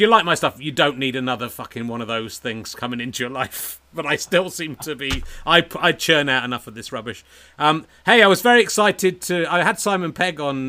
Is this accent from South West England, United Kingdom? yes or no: yes; Dorset, South West England, United Kingdom; it should be Dorset. It's kind of where I grew up